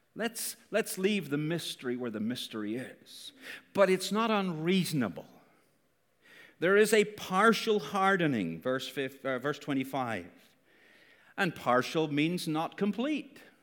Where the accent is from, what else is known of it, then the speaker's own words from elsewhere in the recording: Northern Ireland, United Kingdom; Northern Irish